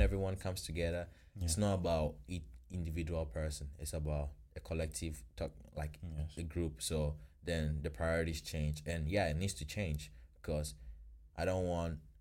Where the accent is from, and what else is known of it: Ghana; now in Florida, United States